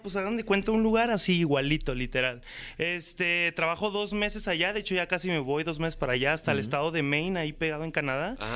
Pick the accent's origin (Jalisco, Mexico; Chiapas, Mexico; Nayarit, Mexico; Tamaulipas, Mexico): Jalisco, Mexico; Guadalajara; also born or lived in Mexico City; yo soy de Guadalajara